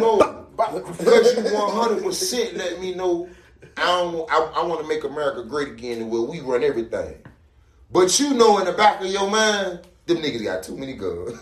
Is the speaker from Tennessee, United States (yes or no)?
no; Miami, Florida, United States; I'm from Miami